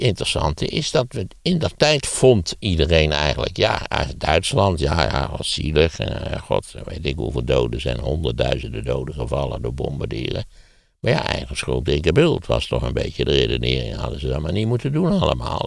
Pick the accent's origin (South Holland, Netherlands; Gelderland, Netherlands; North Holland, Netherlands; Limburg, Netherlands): Gelderland, Netherlands; Wageningen; in de Wageningen waar ik ben opgegroeid had je een puinberg